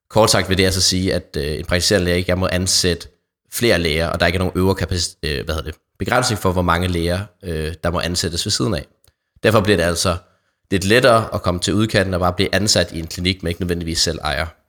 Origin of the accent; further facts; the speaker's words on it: Odder, Central Denmark Region, Denmark; min egen hjemby. Godt, hvad du kalder mig en storbydreng, men jeg kommer faktisk fra Odder, som er en lille by, øh, nå, 20 km fra Aarhus